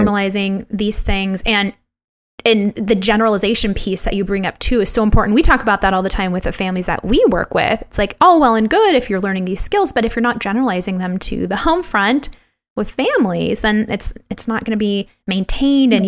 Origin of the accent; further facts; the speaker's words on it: Los Angeles, California, United States; moved away; when I was uh, younger back in Los Angeles